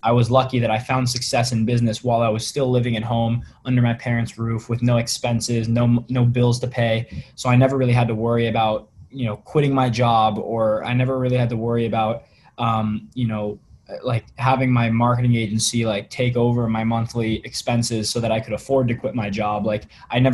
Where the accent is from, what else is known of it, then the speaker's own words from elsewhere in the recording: Virginia, United States; moved away as an adult; now in West Coast, United States; I grew up in Virginia in the United States